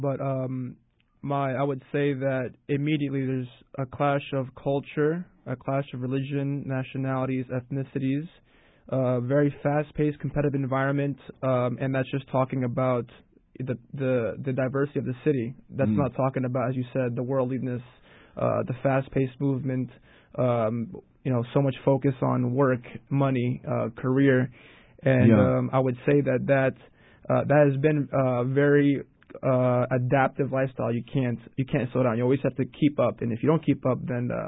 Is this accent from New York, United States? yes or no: yes; New York City, New York, United States; I am from New York City my entire life. I always lived here, 10 years in Harlem, roughly, and then 13 years in Hell's Kitchen area.